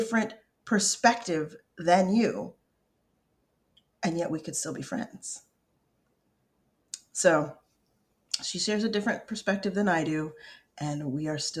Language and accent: English; Colorado, United States; also born or lived in upstate New York; growing up in Colorado and in the tiny town in upstate New York that we grew up in first